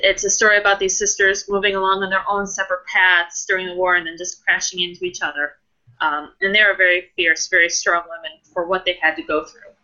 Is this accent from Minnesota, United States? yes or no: no; New York, United States; moved away; I grew up in New York